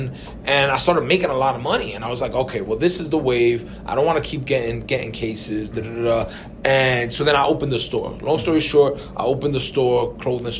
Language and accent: English; New York City, New York, United States; also born or lived in Puerto Rico; We grew up in New York